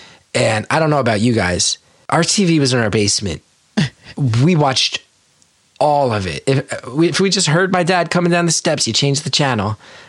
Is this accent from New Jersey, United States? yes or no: yes; New Jersey, United States; growing up in North Jersey in particular at the time.